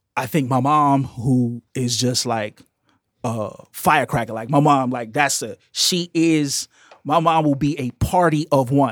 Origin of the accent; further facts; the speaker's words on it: Chicago, Illinois, United States; as a Chicagoan, growing up in the late seventies, early eighties, I grew up in a black queer space